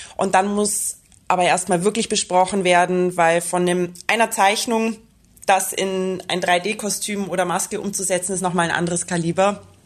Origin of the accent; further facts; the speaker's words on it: Bavaria, Germany; now in Vienna, Austria; Ich bin ja eigentlich auch aus Bayern. Also für mich ist es immer wieder so ein bisschen Heimreise.